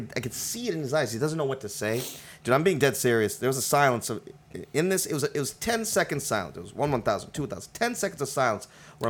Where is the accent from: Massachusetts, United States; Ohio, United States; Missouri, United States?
Massachusetts, United States; I'm from Massachusetts